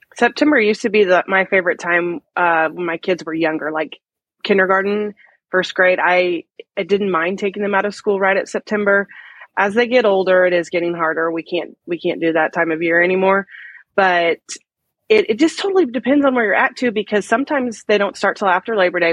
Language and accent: English; Midwest, United States; I'm from the Midwest